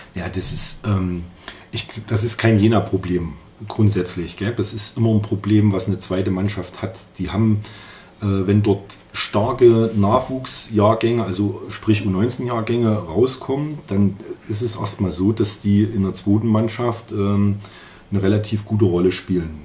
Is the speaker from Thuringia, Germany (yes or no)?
yes; Jena, Thuringia, Germany; also born or lived in Erfurt; ich bin in Jena geboren